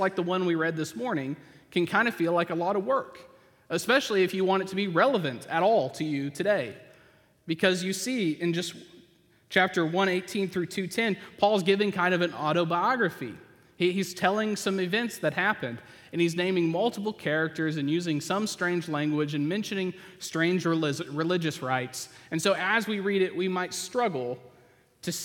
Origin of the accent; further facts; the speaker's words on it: Oklahoma, United States; moved away; I grew up in Oklahoma.